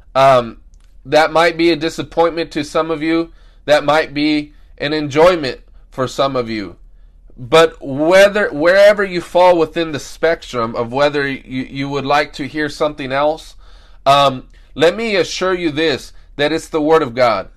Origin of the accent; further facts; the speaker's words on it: United States; us Americans